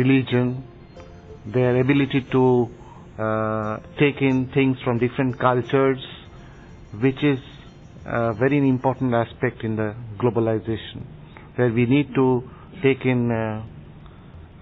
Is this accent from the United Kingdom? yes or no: no; India; I'm from India